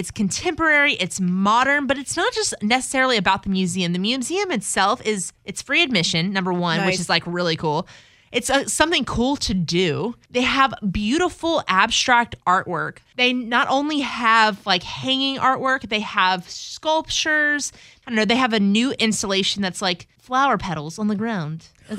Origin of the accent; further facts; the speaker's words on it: South East England, United Kingdom; I'm like, y'all, I'm from Sussex.